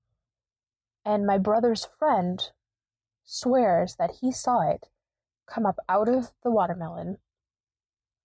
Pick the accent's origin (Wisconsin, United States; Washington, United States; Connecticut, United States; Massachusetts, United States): Wisconsin, United States; I am from Wisconsin